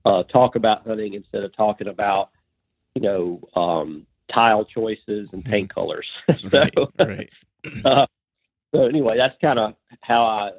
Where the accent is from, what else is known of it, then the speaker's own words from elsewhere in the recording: lower Alabama, United States; I was born and raised in Alabama, or L.A., lower Alabama.